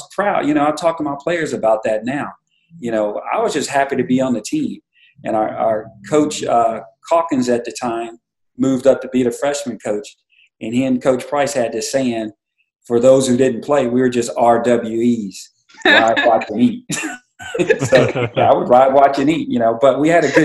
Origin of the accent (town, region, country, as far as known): Kerrville, Texas, United States; born or raised there; also born or lived in Kansas City